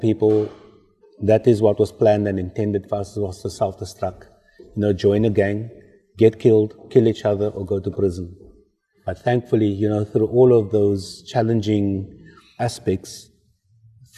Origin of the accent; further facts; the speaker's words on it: Cape Town, Western Cape, South Africa; also born or lived in Mitchells Plain; I grew up with in District 6, the traditional sounds, the Guma music